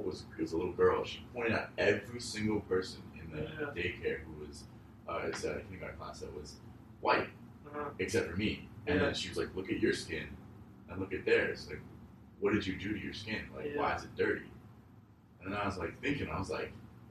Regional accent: Phoenix, Arizona, United States; We grew up in Arizona, Phoenix

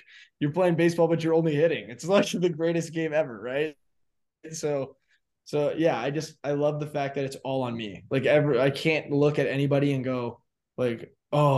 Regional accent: Arizona, United States; I grew up in Arizona

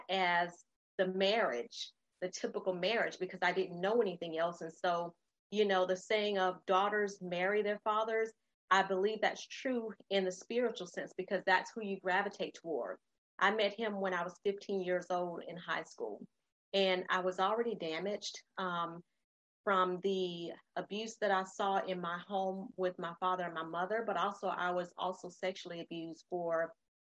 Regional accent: Florida, United States; moved away as an adult; also born or lived in North Carolina; I grew up in Florida, but we went to North Carolina

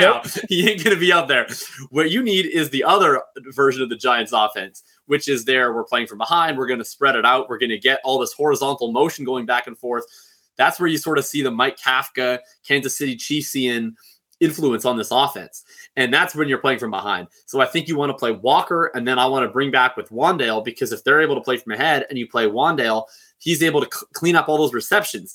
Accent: Canada; I'm Canadian

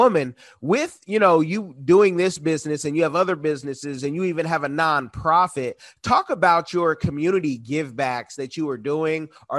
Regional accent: Oakland, California, United States; now in Florida, United States; now we're in Florida, like you, in Florida. I can tell you in California, I'm from Oakland

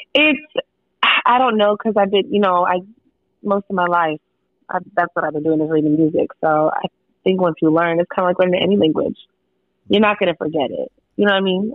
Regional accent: Pacific Northwest, United States; now in Austin, United States; Uh, I live in Austin, Texas. I grew up in the Pacific Northwest.

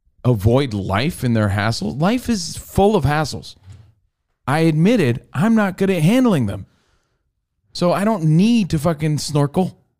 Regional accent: East Coast, United States; we're all from the East Coast and we grew up on such a steady diet of pizza

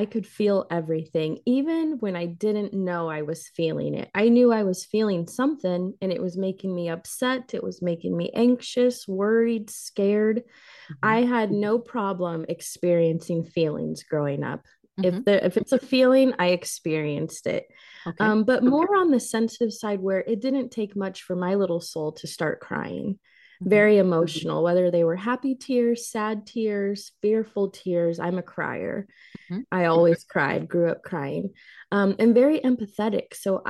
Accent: Illinois, United States; I was born and raised here in Illinois. So all of my family is here.

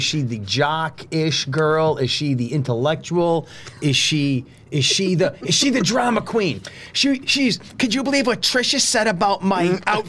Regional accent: Northeastern Pennsylvania, United States; that's my history. I love pierogies. My grandfather was a coal miner and I listened to polka music.

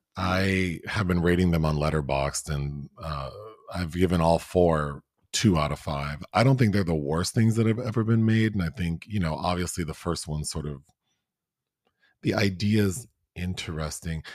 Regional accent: Southern California, United States; I grew up in Southern California

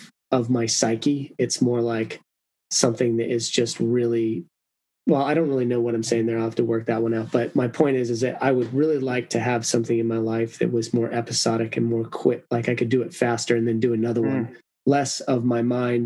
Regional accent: Mexico; I was born down in Mexico

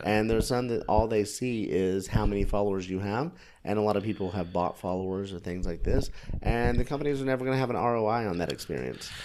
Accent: United States; being an American

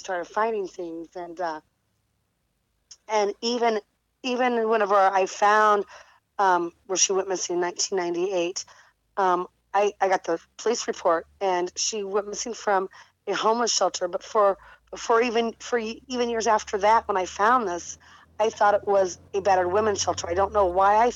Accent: about 10 minutes from Granite City, Illinois, United States; Granite City, Illinois, which is about 10 minutes from my hometown

